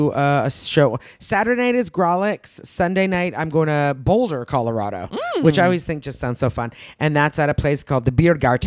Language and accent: English; Canada; I'm a Canadian person.